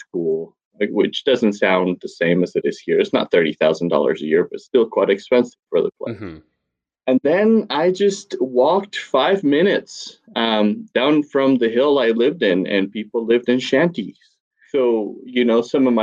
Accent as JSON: {"language": "English", "town": "Quito", "region": "Pichincha", "country": "Ecuador", "tie": "born or raised there", "said": "I grew up in Ecuador. In a city called Quito."}